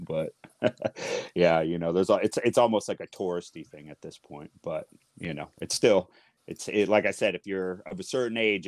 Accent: Seattle, Washington, United States; growing up in this city

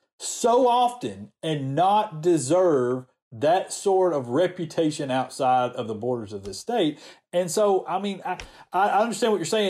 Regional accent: the South, United States

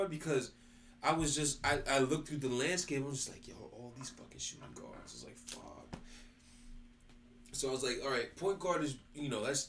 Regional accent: Brooklyn, New York, United States; I'm from New York. I'm from Brooklyn. But like Peter Gunn said, New York to the heart, but got love for all.

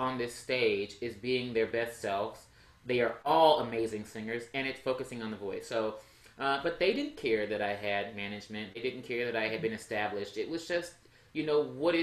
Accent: Texas, United States; I'm from Texas

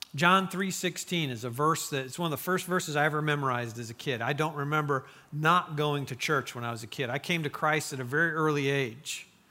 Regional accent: Mishawaka, Indiana, United States; moved away; I grew up in Mishawaka, Indiana

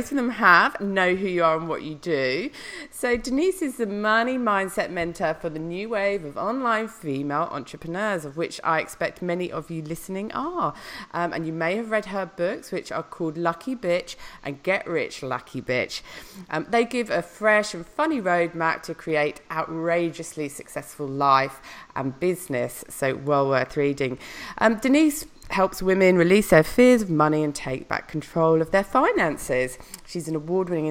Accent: Noosa, Queensland, Australia; my hometown, Noosa

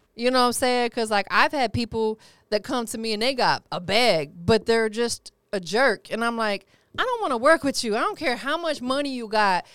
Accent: Florida, United States; I'm from Florida

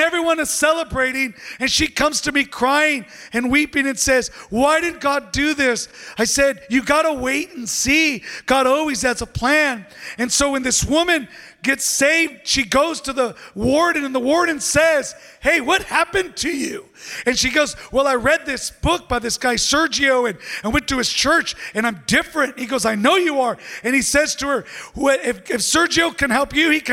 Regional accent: San Diego, California, United States; I'm from San Diego.

